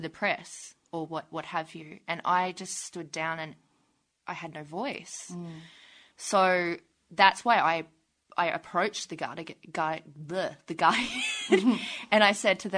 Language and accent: English; North Queensland, Australia; I'm from Queensland.